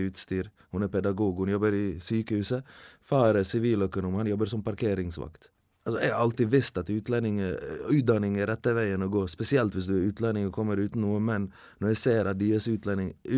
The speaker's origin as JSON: {"language": "Norwegian", "country": "Bosnia & Herzegovina", "moved": "yes", "lives_now": "Norway", "said": "hjemlandet mitt"}